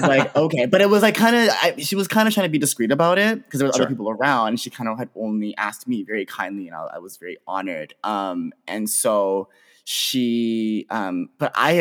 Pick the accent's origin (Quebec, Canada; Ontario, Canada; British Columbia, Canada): Ontario, Canada; Pickering; I'm from the Greater Toronto Area. I'm from a city called Pickering, which is like just outside of Toronto.